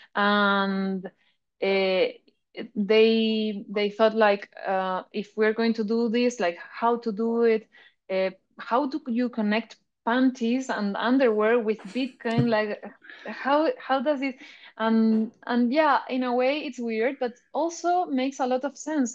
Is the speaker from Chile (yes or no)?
yes; Chile; I'm a Bitcoin artist from Chile